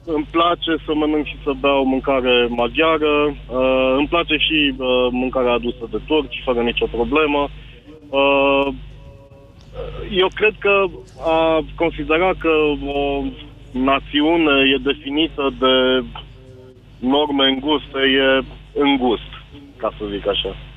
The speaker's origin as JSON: {"language": "Romanian", "town": "Brașov", "region": "Brașov County", "country": "Romania", "said": "eu sunt brașovean"}